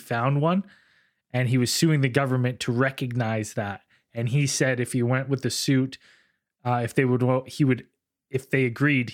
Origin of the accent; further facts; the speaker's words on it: Canada; as a Canadian